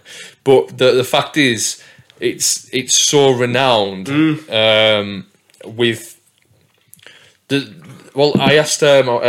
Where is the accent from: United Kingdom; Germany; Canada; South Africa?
United Kingdom; Whitehaven, North West England; Well, I'm from Whitehaven, obviously.